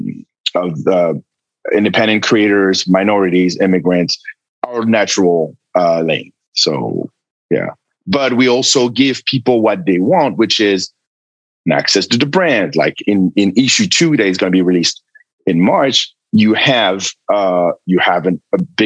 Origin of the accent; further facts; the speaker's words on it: France; moved away; It was in France, in my home country